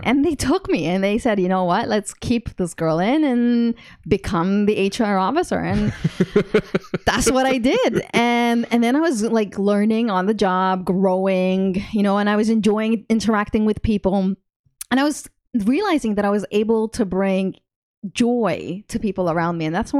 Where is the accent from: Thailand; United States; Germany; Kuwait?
Kuwait; also born or lived in London / Montreal, Canada / Dubai; So I was born in Kuwait.